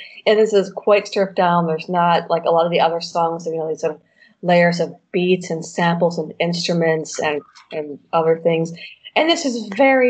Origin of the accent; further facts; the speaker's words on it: Michigan, United States; now in Poland; my home state